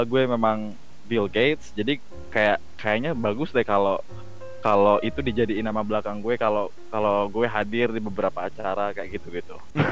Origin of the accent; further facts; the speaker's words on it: Cianjur, West Java, Indonesia; gue asli Cianjur, jadi memang orang Sunda Tulen